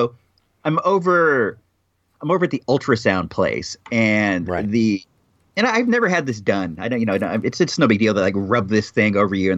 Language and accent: English; United States; As a proud American, it's offensive to me.